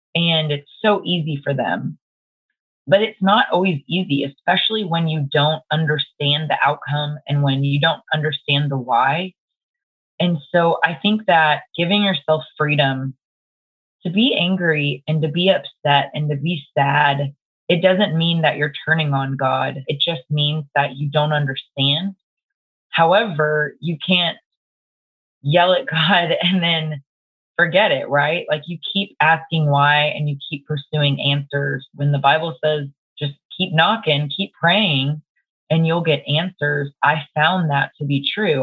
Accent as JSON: {"language": "English", "town": "Dallas", "region": "Texas", "country": "United States", "tie": "born or raised there", "said": "I live in Dallas, Texas. Um, born and raised in Dallas"}